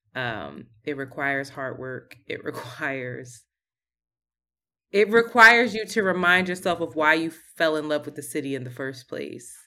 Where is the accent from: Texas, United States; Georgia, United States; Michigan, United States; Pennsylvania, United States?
Pennsylvania, United States; Philadelphia; moved away as an adult; also born or lived in New York City; now in Brooklyn, United States; We are from Philadelphia and we rep Philly hard